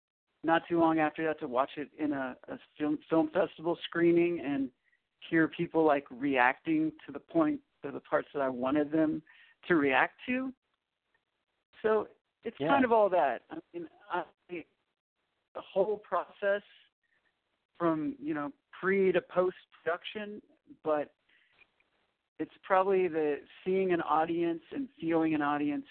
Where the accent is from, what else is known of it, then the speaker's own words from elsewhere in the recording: Owensboro, Kentucky, United States; also born or lived in Orlando, Florida; now in Seattle, United States; I'm originally from Owensboro, Kentucky.